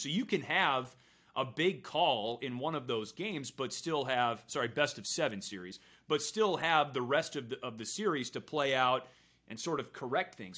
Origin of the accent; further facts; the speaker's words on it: Wisconsin, United States; now in Chicago, United States; I grew up in Wisconsin